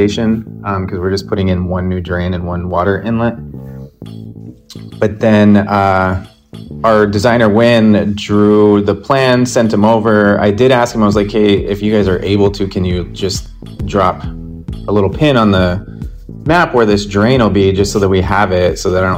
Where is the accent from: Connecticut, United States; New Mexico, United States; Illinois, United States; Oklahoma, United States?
New Mexico, United States; Albuquerque; now in New York, United States; my hometown in Albuquerque